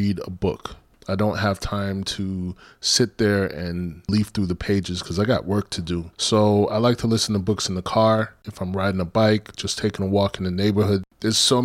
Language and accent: English; New York, United States; I grew up in New York